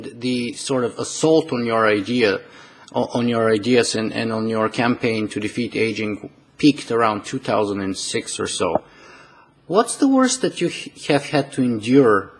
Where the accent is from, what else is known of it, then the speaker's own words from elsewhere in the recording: Canada; I am Canadian